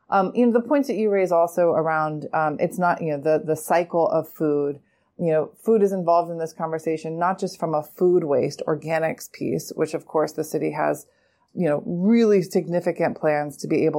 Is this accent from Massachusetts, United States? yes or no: no; New York City, New York, United States; I'm a New Yorker. I see it. I live in this city as well.